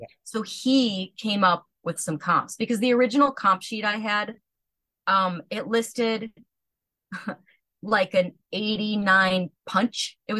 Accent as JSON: {"language": "English", "region": "Oregon", "country": "United States", "tie": "born or raised there", "said": "I eventually started talking about my llama farm and growing up in Oregon"}